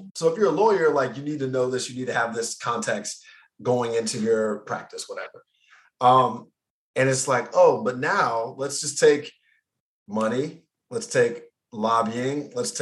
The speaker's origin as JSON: {"language": "English", "region": "Nebraska", "country": "United States", "tie": "born or raised there", "also_born_or_lived": "New York", "moved": "yes", "said": "as a Black man growing up in Nebraska, where I grew up"}